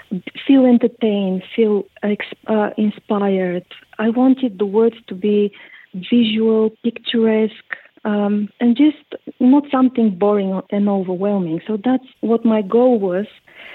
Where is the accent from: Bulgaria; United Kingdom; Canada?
Bulgaria; English is a second language; Well, actually, I grew up in Bulgaria during the communism, so we were not allowed to travel at all.